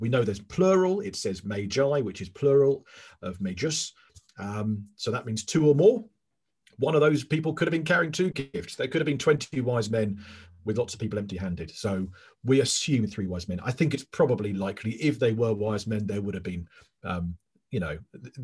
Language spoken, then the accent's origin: English; England, United Kingdom; I'm English